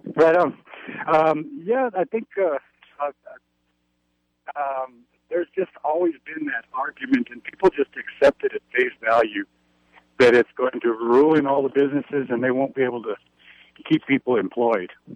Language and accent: English; New Mexico, United States; I'm from New Mexico, really from New Mexico, born and raised